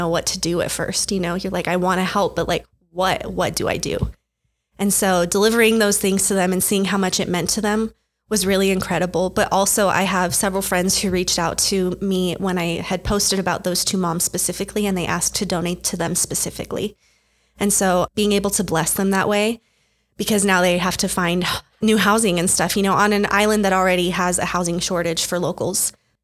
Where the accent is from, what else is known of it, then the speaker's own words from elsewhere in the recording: Albuquerque, New Mexico, United States; also born or lived in Lahaina, Hawaii; I grew up in Albuquerque